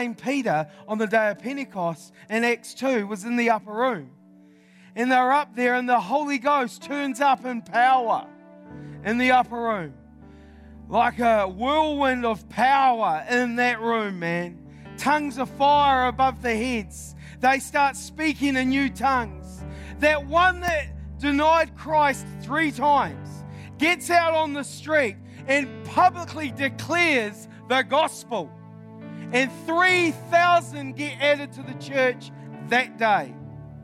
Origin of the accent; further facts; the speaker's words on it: New Zealand; I'm from New Zealand.